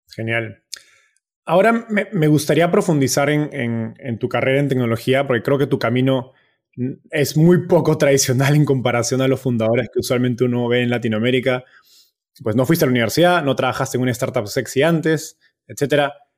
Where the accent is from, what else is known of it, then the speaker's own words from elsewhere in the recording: Peru; yo soy de Perú